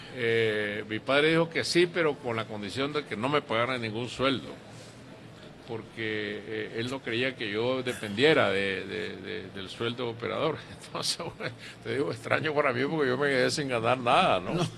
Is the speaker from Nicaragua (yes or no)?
yes; Masatepe, Masaya, Nicaragua; cuando yo viví en mi pueblo, Mazatepe, que era un pueblo pequeño